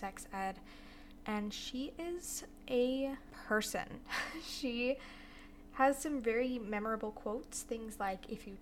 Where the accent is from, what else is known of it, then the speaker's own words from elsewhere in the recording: Florida, United States; now in Utah, United States; I live in Utah right now, but I'm from Florida